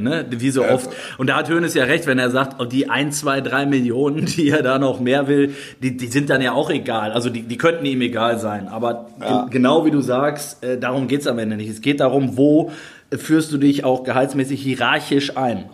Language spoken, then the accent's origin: German; Duisburg, North Rhine-Westphalia, Germany; ich komme ja da aus der Ecke